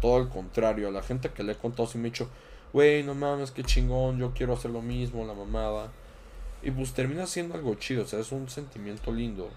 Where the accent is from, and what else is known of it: Mexico